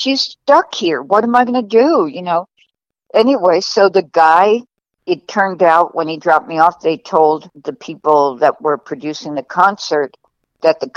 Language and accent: English; New York, United States; moved away as an adult; also born or lived in California; the same street that I grew up in New York